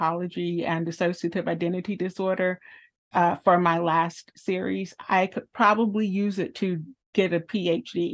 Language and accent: English; South Carolina, United States; I am a South Carolinian, born and raised and still thriving.